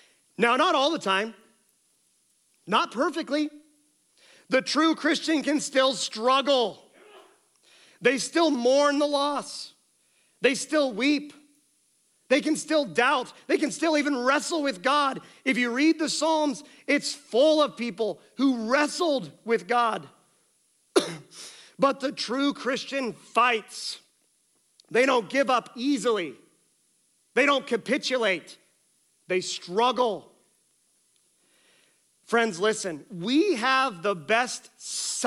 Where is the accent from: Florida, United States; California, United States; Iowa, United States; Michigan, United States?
Iowa, United States; Colton; moved away; my hometown of Colton, Iowa